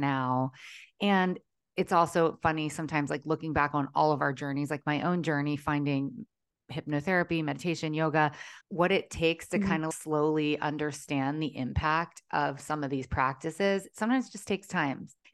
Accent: Maryland, United States; moved away as an adult; now in Southern California, United States; growing up in Maryland

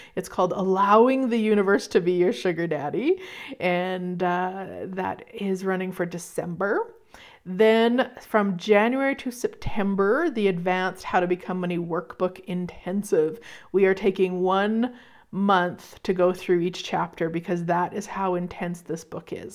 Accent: Canada; I'll be in there as a Canadian

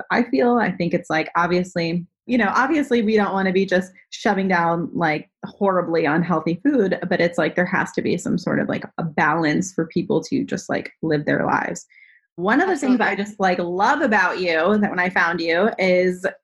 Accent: Northeast, United States; I grew up in the Northeast

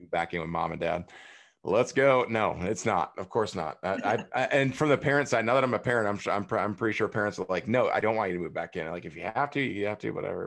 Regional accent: Prairie du Chien, Wisconsin, United States; I went back to my hometown. I'm back hanging out with my best friends that grew up on the same street, Ohio Street, Prairie Sheen, Wisconsin

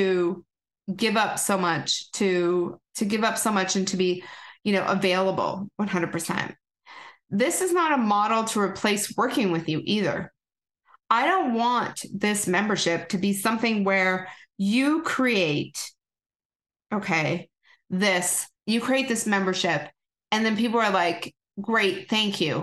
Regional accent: Canada; accent: Canadian; Here comes my Canadian accent

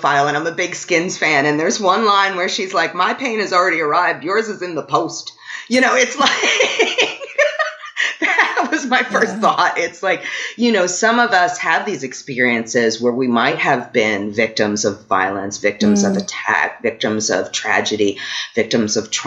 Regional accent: New York City, New York, United States; moved away as an adult; now in New Orleans, United States; I grew up in New York City. I live in New Orleans now

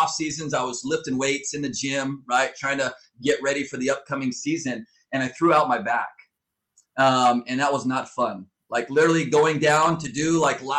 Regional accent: Southern California, United States; moved away as an adult; now in Fort Wayne, United States; I was born and raised in Southern California

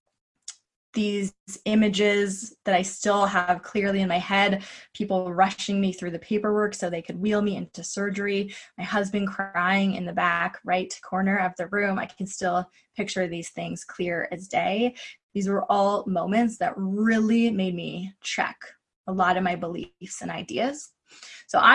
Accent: Kingston, Ontario, Canada; also born or lived in Vancouver, Canada; Queen's University in my hometown of Kingston, Ontario

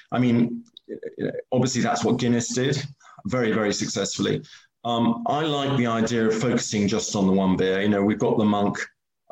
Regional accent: United Kingdom; also born or lived in Switzerland; I am British.

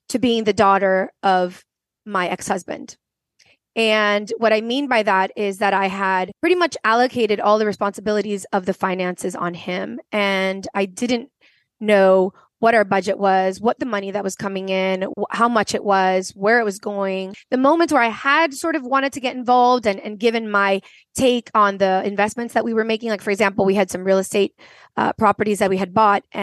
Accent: Venezuela; also born or lived in United States / France; I am originally from Venezuela. I grew up in between three continents, the Venezuela, South America, the United States, and France.

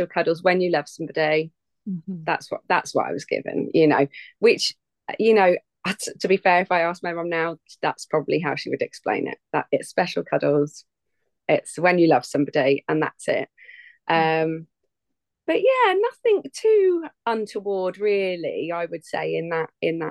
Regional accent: England, United Kingdom; I am from England, mighty England. Down south

